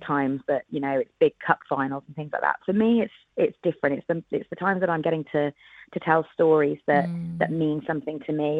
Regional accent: Wales, United Kingdom; I'm Welsh, and, and rugby is a religion and a big yeah. part of our culture. So I've been a season ticket holder at Cardiff Rugby since I was nine years

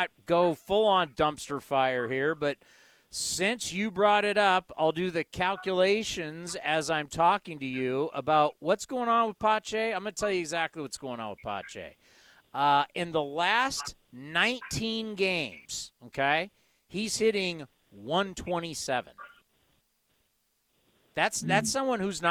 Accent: California, United States; I grew up in California. I've been in California my whole life.

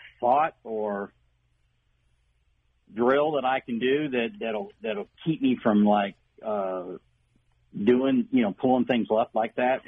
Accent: Elsberry, Missouri, United States; now in Innsbrook, United States; I grew up in Ellsbury. My dad was a realtor up there

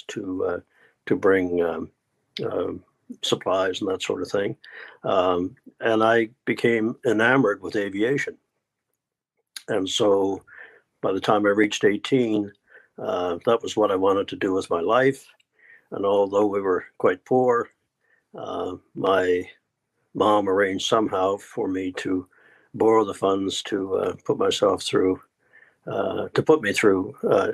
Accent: Newfoundland and Labrador, Canada; I was born in Newfoundland, Canada, which is sort of in the north, northeast

